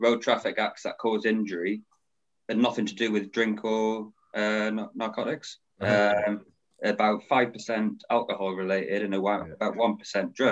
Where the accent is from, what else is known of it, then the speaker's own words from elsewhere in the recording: Newcastle upon Tyne, North East England, United Kingdom; accent: Geordie; moved away as an adult; now in Devon, United Kingdom; I'm a Geordie originally, so I'm from Newcastle. Lived there most of my life, but moved down to the southwest about 10 years ago, down to Devon